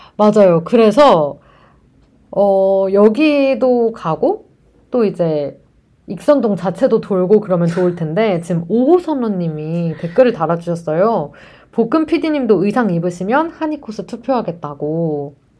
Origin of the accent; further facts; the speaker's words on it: South Korea; 저는 완전 한국, 전 토종 한국인이잖아요.